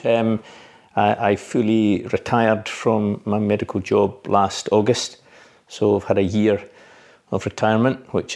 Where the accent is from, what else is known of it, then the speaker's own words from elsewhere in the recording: Glenrothes, Scotland, United Kingdom; we moved when I was age four through to Glenrothes. So all my schooling, I went to Warrout Primary School and a community high school